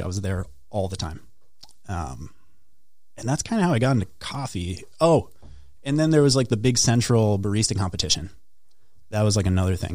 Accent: Duluth, Minnesota, United States; I grew up north in Duluth

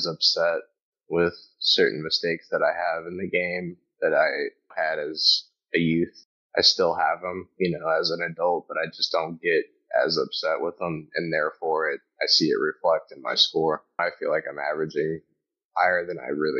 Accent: Illinois, United States; moved away; I'm from Illinois originally

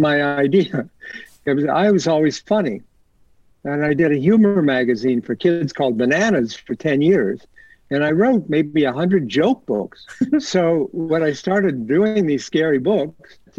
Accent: Ohio, United States; I grew up in Ohio in a very, you know, quiet suburb

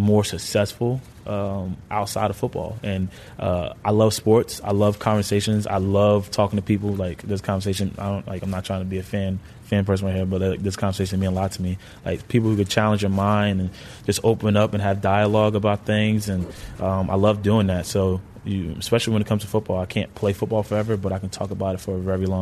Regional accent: Pennsylvania, United States; also born or lived in Bronx, New York; when I was like 5-6 years old, my parents moved me and my siblings to Pennsylvania.

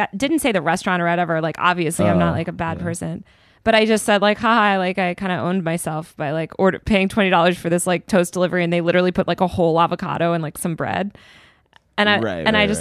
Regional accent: East Coast, United States; moved away as an adult; also born or lived in New York; now in Los Angeles, United States; I'm from the East Coast

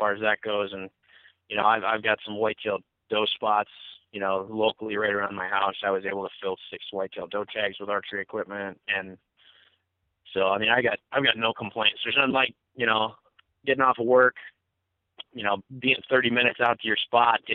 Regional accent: Midwest, United States; now in Bozeman, United States; I'm originally from the Midwest

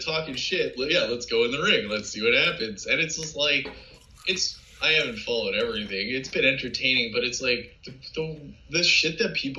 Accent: Canada; Like, I don't personally, like, as a Canadian, I want China out of my country. I want Russia out of my country.

